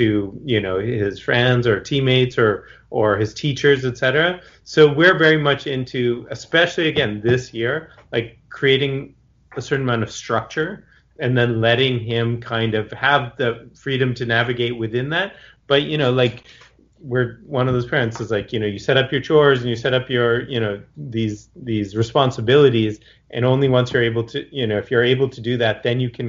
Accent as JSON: {"language": "English", "town": "Boston", "region": "Massachusetts", "country": "United States", "tie": "born or raised there", "moved": "yes", "lives_now": "Los Angeles, United States", "said": "I grew up in Boston, but I haven't really lived there for more than half my life"}